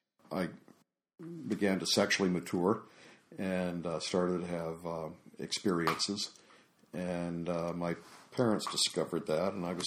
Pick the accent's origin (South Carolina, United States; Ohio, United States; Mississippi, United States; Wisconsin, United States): South Carolina, United States; South Carolina.